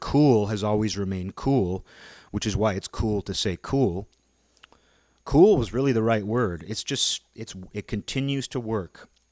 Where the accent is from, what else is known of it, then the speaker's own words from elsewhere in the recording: Seattle, Washington, United States; growing up in the Seattle area.